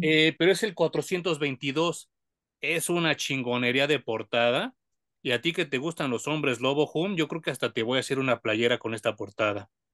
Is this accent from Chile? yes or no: no; Mexico; como mexicano cuesta mucho trabajo porque tenemos que aprender otro idioma